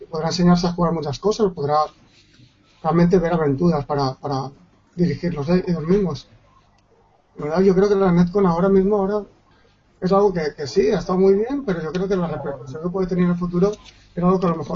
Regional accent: Valencia, Valencian Community, Spain; yo que soy de Valencia, jugar con un gallego, por ejemplo

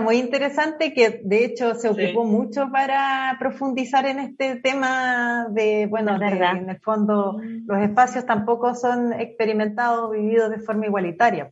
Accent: Concepción, Biobío, Chile; moved away as an adult; now in Santiago, Chile; yo soy de Concepción, bueno, estudié en la Universidad de Concepción, toda mi vida en Concepción

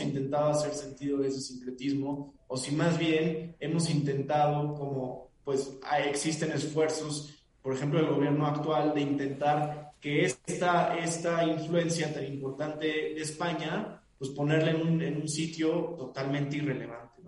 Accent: Mexico; nuestra identidad como mexicanos

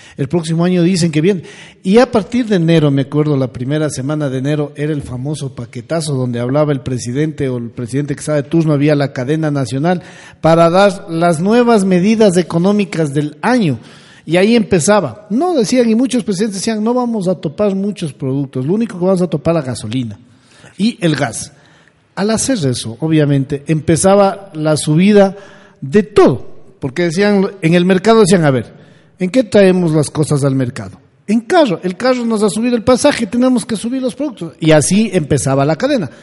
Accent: Bolívar, Ecuador; moved away; Yo vengo de una provincia pequeña, yo vengo de la provincia de Bolívar

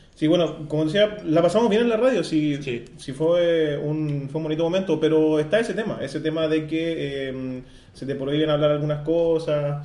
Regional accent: Iquique, Tarapacá, Chile; especialmente nosotros somos de Iquique

